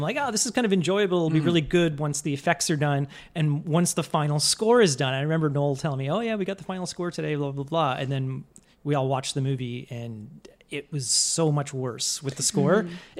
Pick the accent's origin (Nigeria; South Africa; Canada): Canada; I'm Canadian